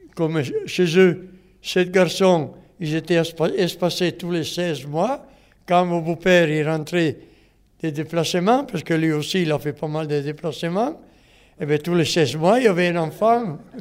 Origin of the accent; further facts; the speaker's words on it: Italy; French is a second language; moved away as an adult; now in Montreuil, France; quand je suis arrivé d'Italie, j'ai habité sur le but à Morel.